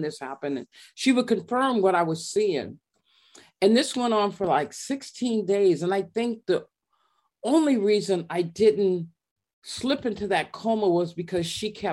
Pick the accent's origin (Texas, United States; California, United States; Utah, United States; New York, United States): California, United States; Monrovia; also born or lived in Long Beach, California; I was raised in Monrovia, which is a little town